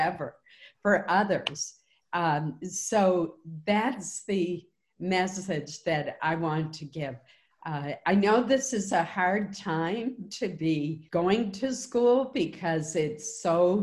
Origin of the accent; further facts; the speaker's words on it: Caribou, Maine, United States; I grew up in Caribou